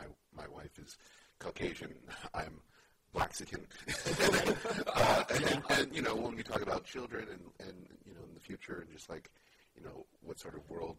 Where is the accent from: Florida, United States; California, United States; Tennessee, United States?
California, United States; Oakland; I was born and raised in Oakland.